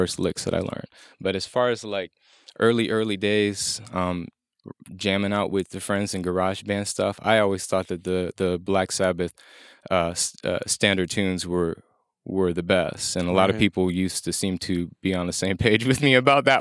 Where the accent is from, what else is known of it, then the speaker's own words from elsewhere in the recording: Champaign, Illinois, United States; moved away; also born or lived in Chicago; I was born in Southern Illinois, and mostly raised in Champaign Urbana, Central Illinois.